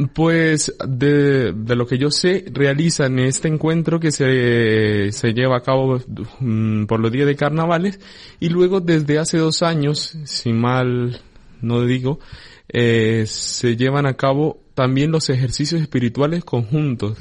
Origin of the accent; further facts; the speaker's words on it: Colombia; moved away as an adult; now in Canary Islands, Spain; yo soy natural de Colombia